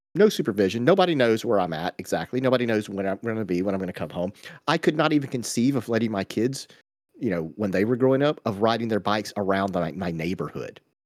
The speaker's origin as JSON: {"language": "English", "region": "Georgia", "country": "United States", "tie": "born or raised there", "said": "we grew up in Georgia in the eighties, so we all had go-karts"}